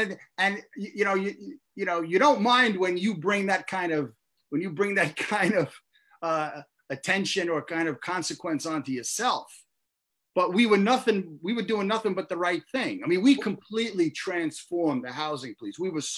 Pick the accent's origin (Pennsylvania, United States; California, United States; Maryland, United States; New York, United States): New York, United States; Brooklyn; born or raised there